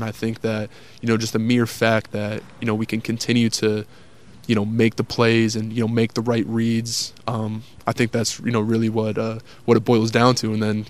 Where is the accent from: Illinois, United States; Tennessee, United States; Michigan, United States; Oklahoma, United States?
Tennessee, United States; Spring Hill; And then, basically for all of high school, I was basically in Spring Hill, Tennessee at Summit.